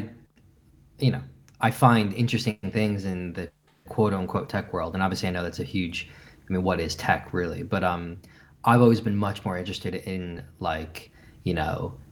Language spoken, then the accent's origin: English; New York, United States; moved away as an adult; now in London, United Kingdom; I'm from New York